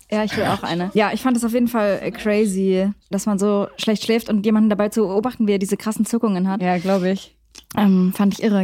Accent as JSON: {"language": "German", "town": "Leipzig", "region": "Saxony", "country": "Germany", "said": "Wir kommen aus Leipzig"}